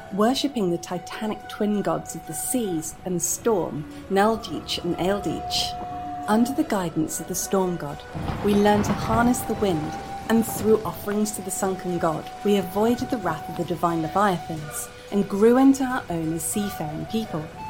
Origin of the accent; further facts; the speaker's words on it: United Kingdom; my home country of the UK